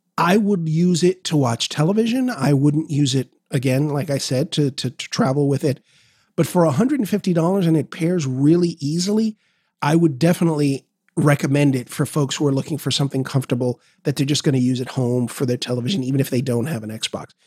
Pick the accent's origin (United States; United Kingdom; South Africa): United States; New York City, New York; I'm a New Yorker